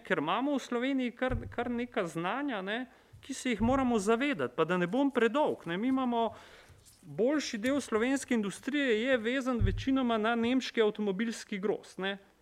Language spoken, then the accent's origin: Slovenian; Maribor, Slovenia; sem iz Maribora